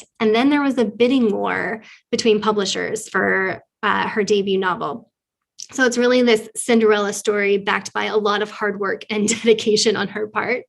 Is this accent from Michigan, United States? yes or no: no; near Fulton, Missouri, United States; Fulton, Missouri, which is really close to my hometown